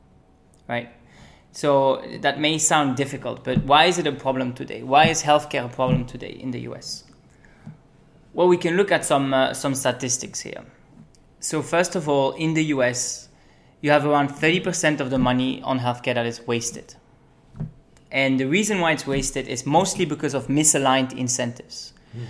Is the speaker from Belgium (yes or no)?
yes; Belgium; moved away as an adult; also born or lived in United Kingdom / Argentina; now in United States; I come from Belgium. I was born in the UK, actually. And now I'm in the US.